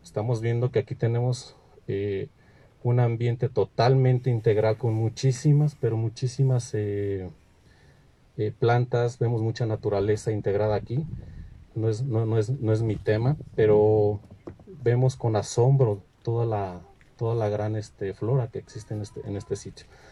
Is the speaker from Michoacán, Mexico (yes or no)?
yes; Michoacán, Mexico; en Michoacán también tenemos un orgullo histórico